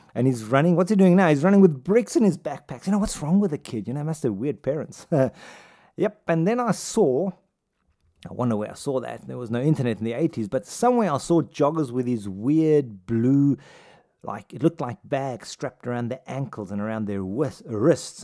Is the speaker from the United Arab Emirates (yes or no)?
no; South Africa; growing up in South Africa